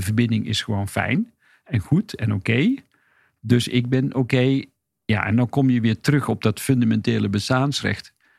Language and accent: Dutch; Hedel, Gelderland, Netherlands; ik ben geboren in Hedel